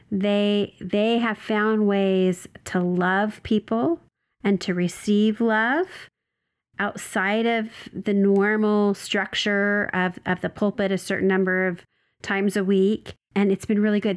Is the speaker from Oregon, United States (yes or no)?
yes; Oregon, United States; now in Southern California, United States; So I'm from Oregon. It's where I was born and raised. Uh, I live in Southern California